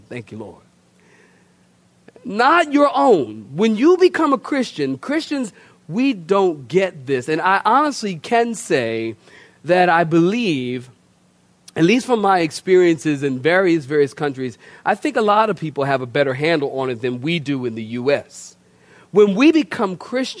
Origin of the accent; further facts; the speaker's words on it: Philadelphia, Pennsylvania, United States; moved away; also born or lived in Oceanside, California; I'm from Philadelphia originally.